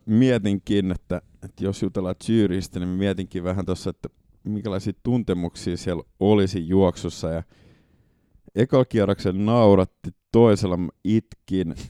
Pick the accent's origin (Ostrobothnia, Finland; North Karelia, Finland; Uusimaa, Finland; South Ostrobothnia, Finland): Uusimaa, Finland; Porvoo; Porvoosta, kun mä kotoisin